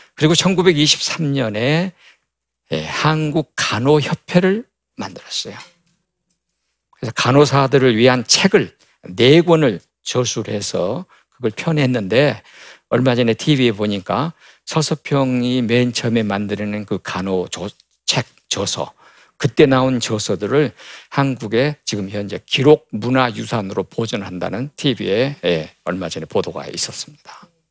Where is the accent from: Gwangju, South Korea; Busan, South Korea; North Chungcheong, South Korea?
Gwangju, South Korea; 어릴 때 광주 양림동에 있는 선교사촌에서 자랐고